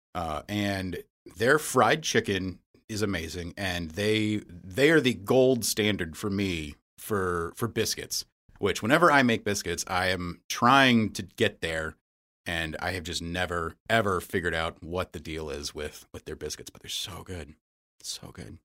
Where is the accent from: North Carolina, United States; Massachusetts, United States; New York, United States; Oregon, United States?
North Carolina, United States; Charlotte; now in Madison, United States; I was born and raised in Charlotte, North Carolina